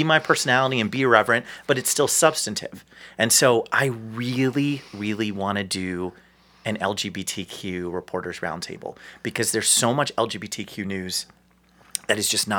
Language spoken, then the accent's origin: English; New Jersey, United States; also born or lived in New York City / Vermont; now in Cleveland, United States; I grew up in New Jersey. I lived in New York City for most of my life. I lived in Vermont before I was here